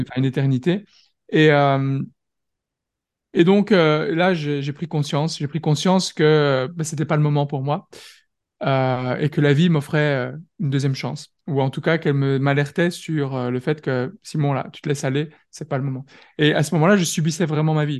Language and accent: French; France; now in Belgium; je suis français, mais je suis basé en Belgique